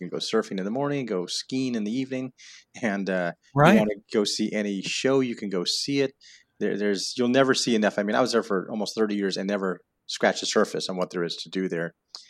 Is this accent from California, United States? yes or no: yes; Fullerton, California, United States; moved away as an adult; also born or lived in Florida; now in Louisiana, United States; I am originally from Southern California.